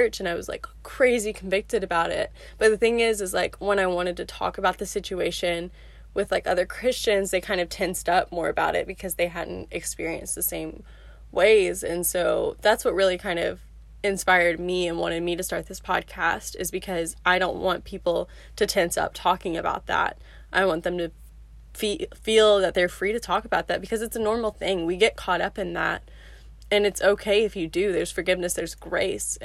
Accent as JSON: {"language": "English", "town": "Memphis", "region": "Tennessee", "country": "United States", "moved": "as an adult", "lives_now": "Birmingham, United States", "said": "I'm from Memphis"}